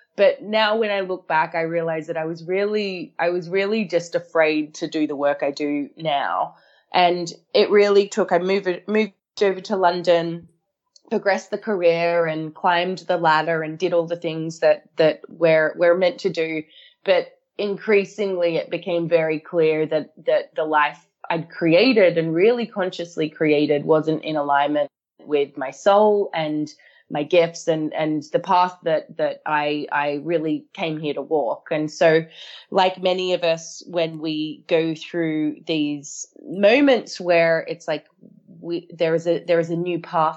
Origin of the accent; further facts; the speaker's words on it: Australia; moved away; I grew up in Australia